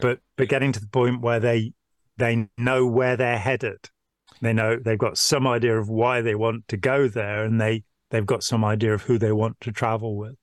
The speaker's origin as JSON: {"language": "English", "town": "Lichfield", "region": "West Midlands", "country": "United Kingdom", "tie": "born or raised there", "moved": "yes", "lives_now": "Nottingham, United Kingdom", "said": "I grew up in Lichfield in Staffordshire, 40, 50 miles away"}